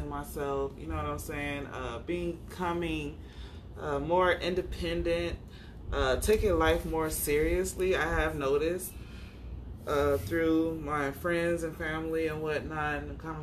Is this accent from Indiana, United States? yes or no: yes; Indiana, United States; moved away as an adult; also born or lived in California; now in Phoenix, United States; I'm from Indiana, moved out here a few years ago with my youngest kid's dad